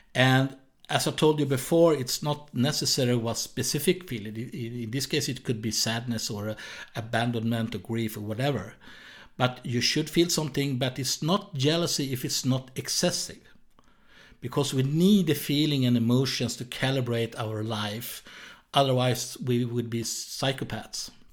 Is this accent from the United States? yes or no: no; Sweden; accent: Swedish; English is a second language; I was born in Sweden, so that's why I have this strange accent